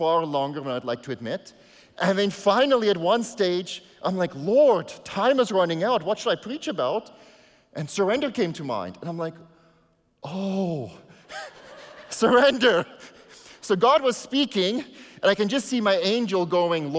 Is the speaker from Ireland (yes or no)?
no; South Africa; first language Afrikaans; English is a second language; now in Canada; I came to Canada, I had to surrender my South African citizenship to become a Canadian